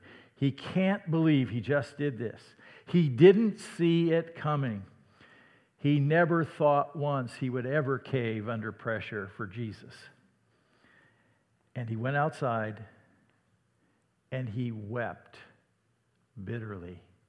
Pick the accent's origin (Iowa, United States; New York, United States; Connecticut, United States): Iowa, United States; "You're from the south, aren't you?" "Well, no, I'm from Iowa."